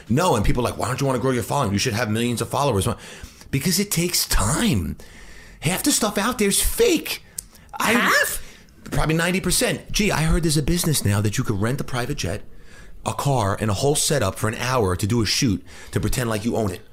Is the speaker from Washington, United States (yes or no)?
no; New Hyde Park, New York, United States; I grew up in New Hyde Park in, on Long Island